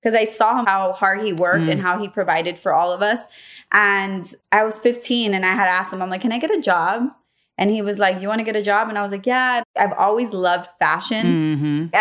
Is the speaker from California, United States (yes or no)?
yes; Los Angeles, California, United States; I grew up in Los Angeles, on Santa Monica and Gower, to be exact, in a 2-bedroom apartment